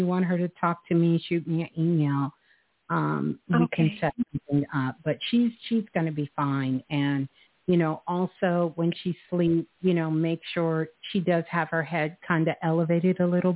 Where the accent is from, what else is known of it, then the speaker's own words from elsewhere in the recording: New York, United States; That's my birth city, Brooklyn